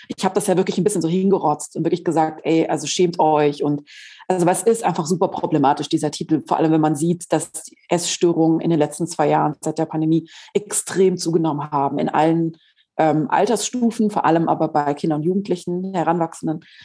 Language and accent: German; Southern Germany, Germany; Ich komme ja aus Süddeutschland.